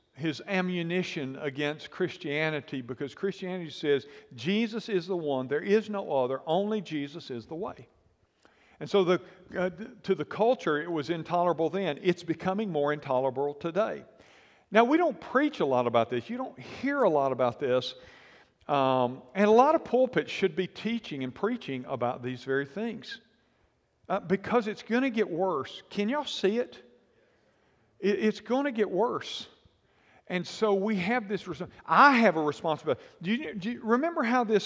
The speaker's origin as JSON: {"language": "English", "country": "United States"}